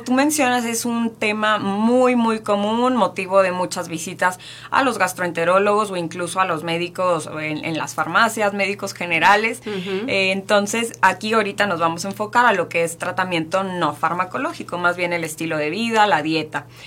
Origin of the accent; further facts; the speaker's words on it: Mexico; Estamos acostumbrados como mexicanos